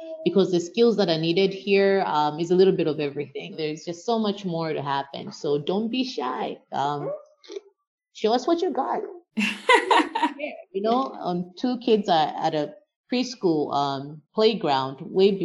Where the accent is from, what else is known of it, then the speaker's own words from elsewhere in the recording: Malawi; as a Malawian